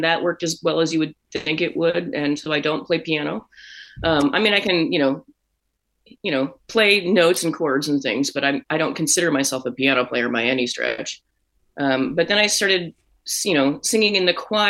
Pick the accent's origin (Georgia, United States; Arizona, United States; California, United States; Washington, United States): Washington, United States; Seattle; I am a Seattle native